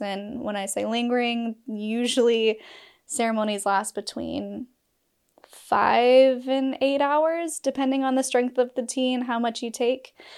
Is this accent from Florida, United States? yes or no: no; Utah, United States; I'm from Utah